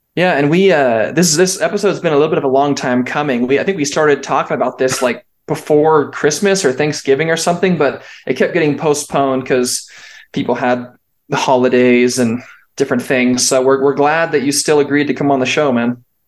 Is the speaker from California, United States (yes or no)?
yes; California, United States; now in Utah, United States; I am also from California and now live in Utah